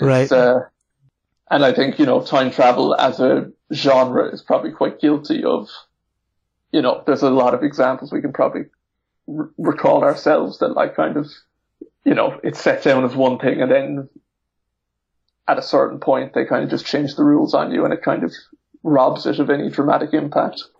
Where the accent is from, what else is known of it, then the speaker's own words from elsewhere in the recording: Ireland; I'm from Ireland